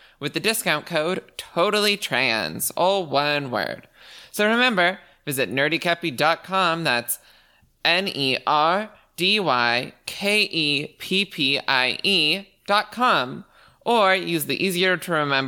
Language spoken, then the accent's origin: English; Canada; I am Canadian